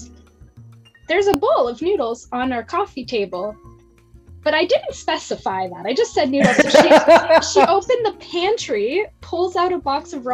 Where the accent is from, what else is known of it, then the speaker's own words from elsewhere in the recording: Ontario, Canada; moved away as an adult; also born or lived in Nova Scotia; now in Texas, United States; I'm from Ontario